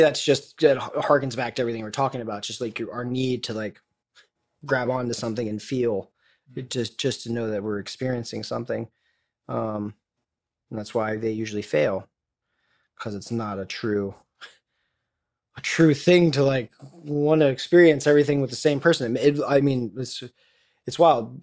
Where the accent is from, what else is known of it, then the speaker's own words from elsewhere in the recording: Florida, United States; when I was growing up in the South